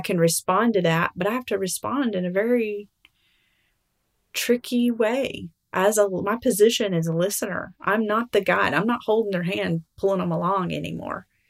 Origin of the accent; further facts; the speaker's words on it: Alabama, United States; now in Arkansas, United States; I'm from Alabama